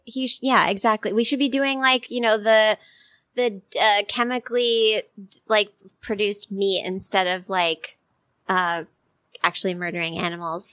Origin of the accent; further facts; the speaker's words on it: Connecticut, United States; I'm from Connecticut.